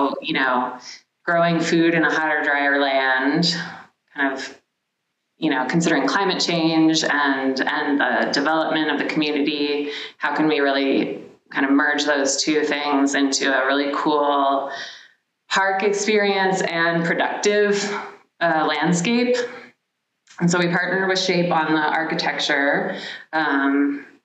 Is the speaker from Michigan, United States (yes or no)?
no; Maryland side of DC, United States; moved away as an adult; also born or lived in Los Angeles; I grew up on the Maryland side of DC.